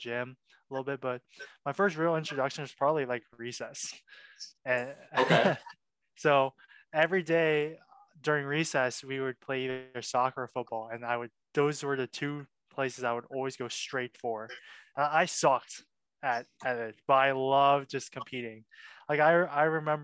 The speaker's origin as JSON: {"language": "English", "town": "Wexford", "region": "Pennsylvania", "country": "United States", "tie": "born or raised there", "also_born_or_lived": "Milwaukee, Wisconsin", "said": "my family moved to Wexford, which is a suburb just north of Pittsburgh. That's where I consider where I grew up"}